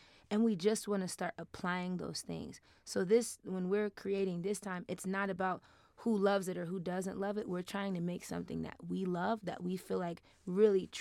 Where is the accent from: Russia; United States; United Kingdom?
United States; New York; now in Denver, United States; I'm from New York